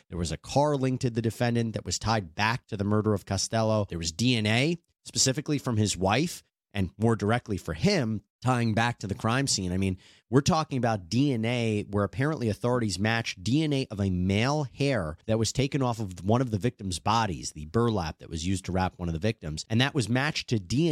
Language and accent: English; Long Island, New York, United States; I'm actually from Long Island